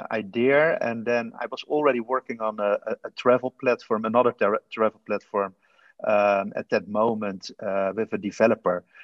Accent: The Hague, South Holland, Netherlands; Originally, I'm from uh, The Hague. It's a city in the Netherlands.

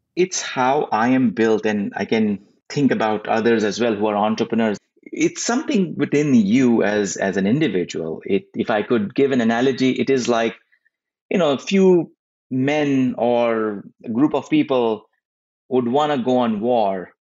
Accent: India; moved away as an adult; now in United States; as a kid growing up in India

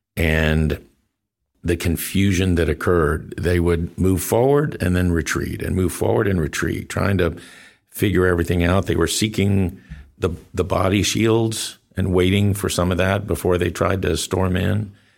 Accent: Del Rio, Texas, United States; you mentioned Del Rio earlier. That's my hometown

